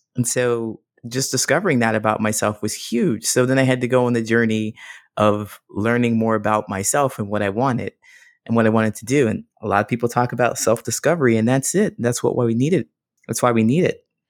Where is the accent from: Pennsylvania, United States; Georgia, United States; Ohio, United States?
Ohio, United States; also born or lived in Modesto, California; now in Chicago, United States; I grew up in Ohio